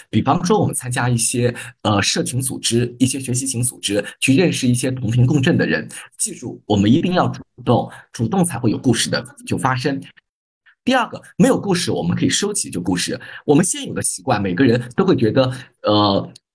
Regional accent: China; 我们中国人

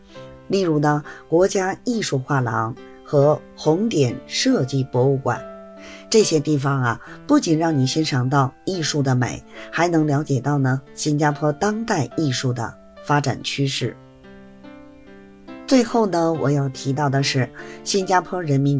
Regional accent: Beijing, China; 感谢大家呢收听本期的播客节目，

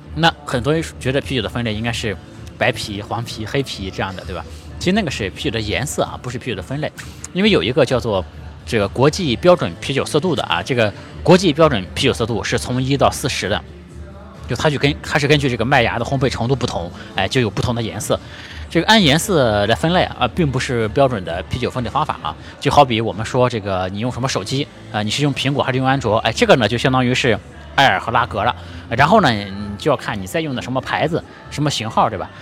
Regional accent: Shandong, China; moved away; 我是一个山东人

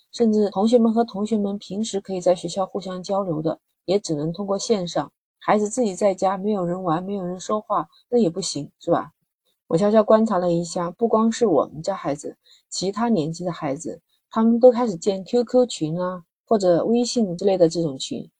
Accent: Guangdong, China; 像我们广东这边的学校放寒假大概就是在一月八号

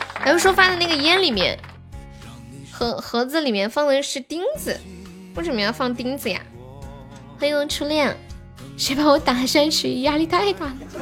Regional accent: Sichuan, China; 我是四川的

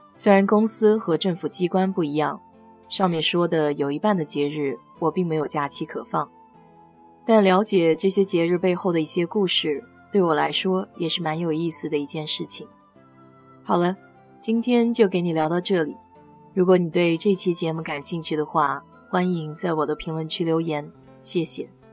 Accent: China; now in United States; 我们中国人

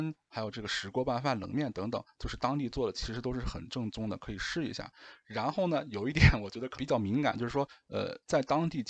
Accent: northern China, China; 我是北方人。

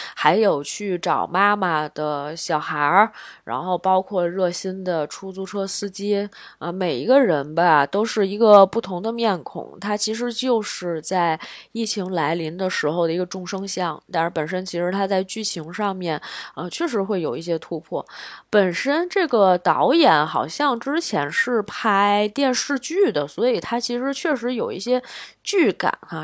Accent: China; 作为一个中国人

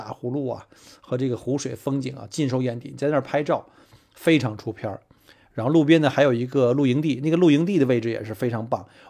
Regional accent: Melbourne, Victoria, Australia; 因为我是从澳洲来嘛，墨尔本去任何的景点这方向上都是这个农田啊

